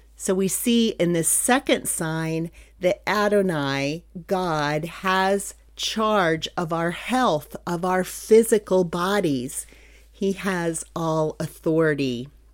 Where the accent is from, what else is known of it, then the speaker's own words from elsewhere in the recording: Pennsylvania, United States; moved away as an adult; also born or lived in Garland, Texas; I'm from Pennsylvania